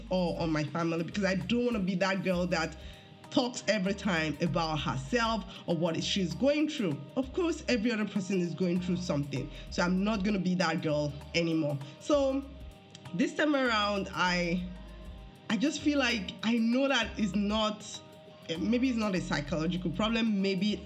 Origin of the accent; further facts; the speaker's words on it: Nigeria; moved away; as a Nigerian